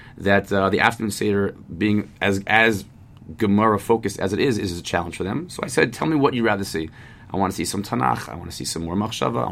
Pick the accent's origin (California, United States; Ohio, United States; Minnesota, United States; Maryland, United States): Maryland, United States; now in Jerusalem, Israel; I'm from Maryland